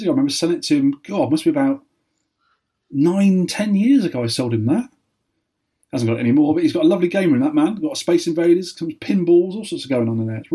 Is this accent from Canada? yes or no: no; Weymouth, South West England, United Kingdom; there was 12 arcades in Weymouth when I was a kid.